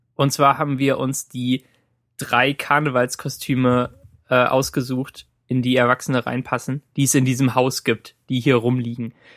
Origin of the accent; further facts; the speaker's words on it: Cologne, North Rhine-Westphalia, Germany; moved away; in, in meiner Heimat war. Bei, und bei meinen Eltern